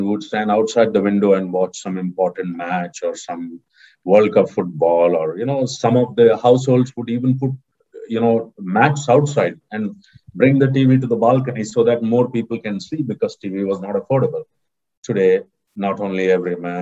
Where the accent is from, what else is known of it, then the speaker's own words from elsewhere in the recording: Mangalore, Karnataka, India; Mangalore, my hometown